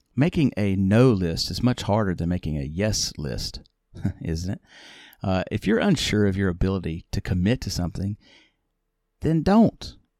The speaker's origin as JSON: {"language": "English", "region": "the South", "country": "United States", "said": "I'm from the South"}